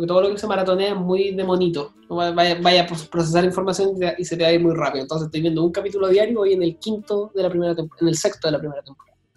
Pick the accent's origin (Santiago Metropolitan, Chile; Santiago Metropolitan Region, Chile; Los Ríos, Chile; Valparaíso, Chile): Valparaíso, Chile; Viña del Mar; soy de Viña y soy mago